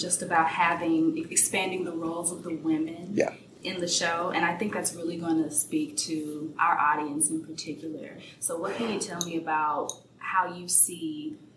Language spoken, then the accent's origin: English; Dallas, Texas, United States; now in Houston, United States; I'm from Dallas, but I'm in Houston